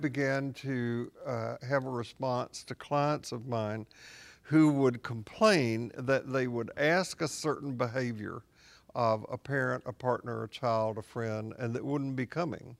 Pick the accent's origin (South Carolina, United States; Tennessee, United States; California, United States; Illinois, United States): Tennessee, United States; Columbia; also born or lived in Portland, Tennessee; I grew up in Tennessee